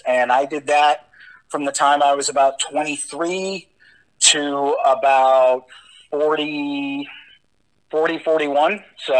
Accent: Columbus, Ohio, United States; Well, I grew up in Columbus, Ohio. Attended Ohio State for a while.

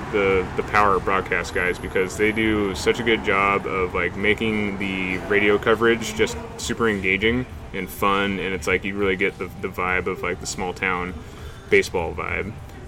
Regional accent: Seattle, Washington, United States; "Hey, we're from Seattle,"

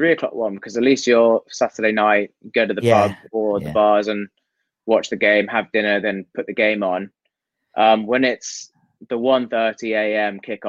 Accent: Hong Kong; growing up in Hong Kong, it's always been top four.

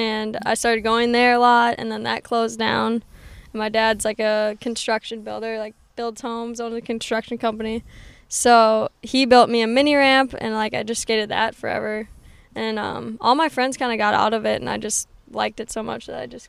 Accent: Stillwater, Minnesota, United States; Yep, Stillwater, Minnesota.

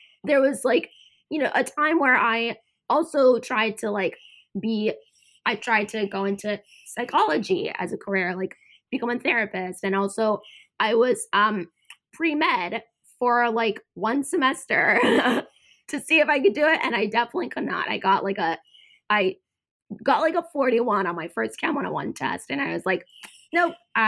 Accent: United States; also born or lived in Georgia, United States / Boston, Massachusetts / North Carolina; I grew up, I was born in Georgia, and then I grew up in Boston and North Carolina.

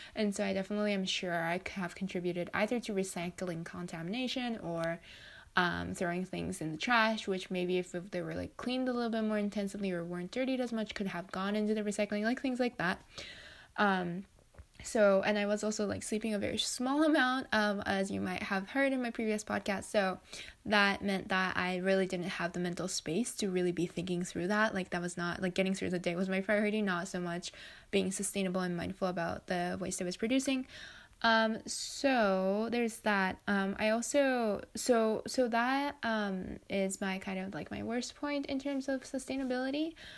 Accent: Japan; I grew up in Japan, um, where I live, we have a very, like, w, even within Japan, we have a fairly strict recycling system.

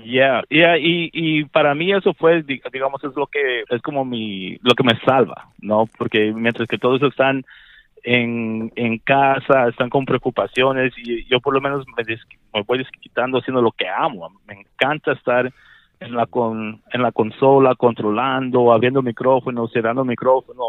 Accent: Wheaton, Maryland, United States; also born or lived in Bolivia / Washington, D.C.; yo vine aquí ah, pequeñito, a, a los cinco años

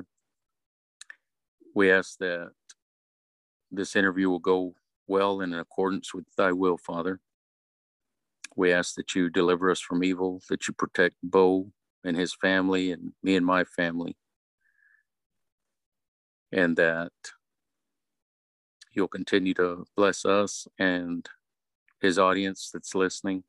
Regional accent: West Texas, United States; moved away as an adult; now in East Texas, United States; I was born and raised in West Texas, and I don't live there now

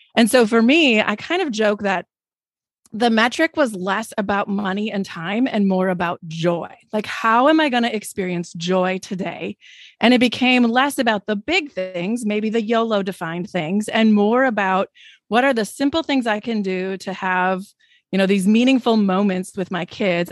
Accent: Wisconsin, United States; I'm from Wisconsin

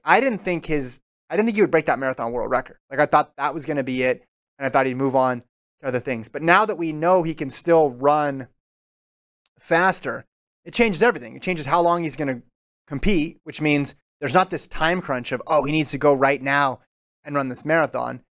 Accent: United States; I'm from the United States

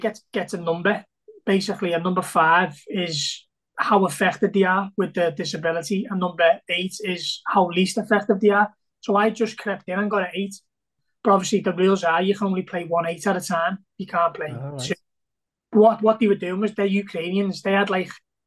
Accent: Liverpool, North West England, United Kingdom; growing up in Liverpool

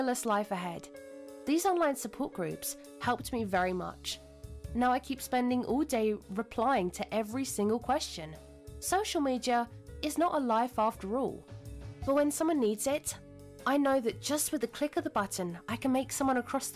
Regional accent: Germany; I'm from Germany

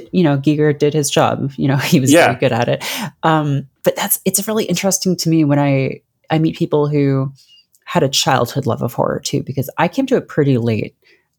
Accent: around Toronto, Ontario, Canada; I grew up around Toronto.

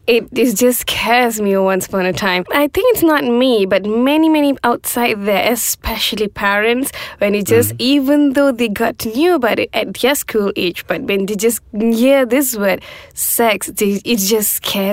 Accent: Malaysia

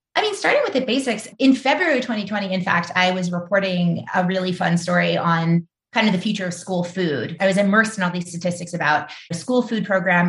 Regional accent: New Orleans, Louisiana, United States; now in Brooklyn, United States; I had been a reporter when Katrina hit my hometown

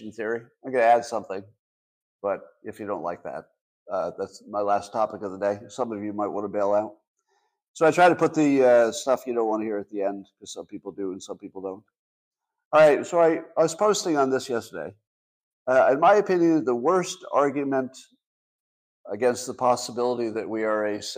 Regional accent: United States; I, as an American

